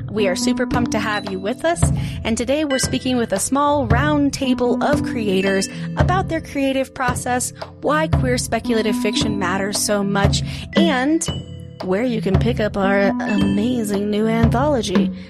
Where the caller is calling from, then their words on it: Denver, Colorado, United States; I'm calling from Denver, Colorado. Not that cool, but hey